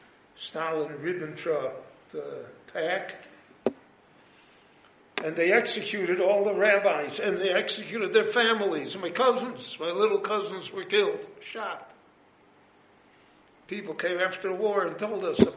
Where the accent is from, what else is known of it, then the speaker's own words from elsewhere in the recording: United States; now in Jerusalem, Israel; I was born in the United States of America